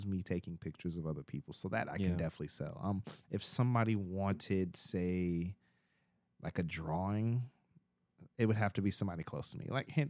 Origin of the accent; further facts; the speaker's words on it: Texas, United States; moved away; I grew up in Texas